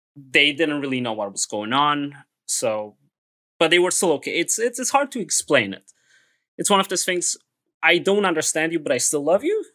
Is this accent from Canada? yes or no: no; Transylvania, Romania; now in United States; I'm originally from Transylvania